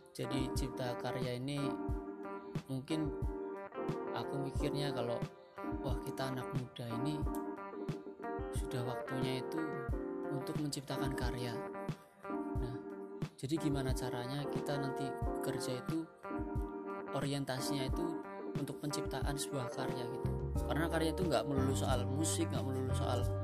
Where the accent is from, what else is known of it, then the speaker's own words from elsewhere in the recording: Tegal, Central Java, Indonesia; accent: Ngapak; Asal saya dari kota Ngapak, ya mungkin orang-orang biasa bilang ngapak itu ya asal saya dari Tegal